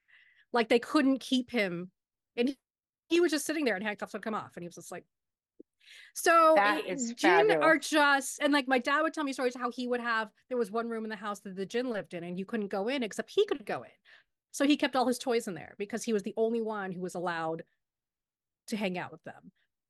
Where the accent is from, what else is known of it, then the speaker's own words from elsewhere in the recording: United States; As a Pakistani growing up here, we call ourselves the ABCDs, right? American Born Confused Desi.